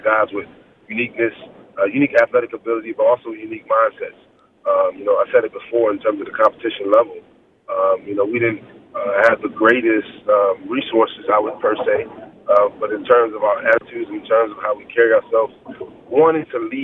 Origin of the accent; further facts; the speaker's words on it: Virginia, United States; moved away; Where are you from is 757, but you know, Charlottesville, Virginia